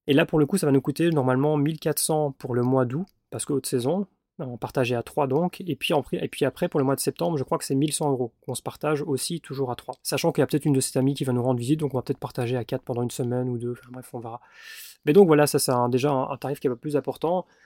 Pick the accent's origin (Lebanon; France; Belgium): Belgium; je suis en Belgique, je suis belge